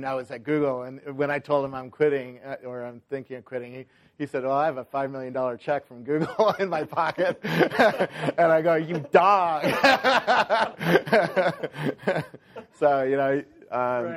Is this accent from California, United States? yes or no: yes; Silicon Valley, California, United States; I grew up here in Silicon Valley